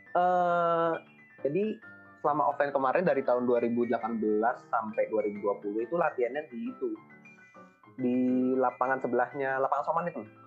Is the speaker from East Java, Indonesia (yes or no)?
no; Bandung, West Java, Indonesia; asal daerah saya itu dari Bandung